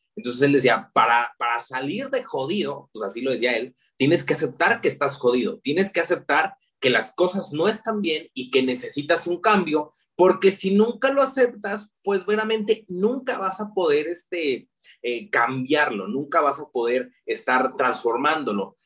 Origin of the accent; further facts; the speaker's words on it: León, Guanajuato, Mexico; nazco en la ciudad de León, Guanajuato, así se llama la capital mundial del calzado. Precisamente vengo de ser eh, eh, zapatero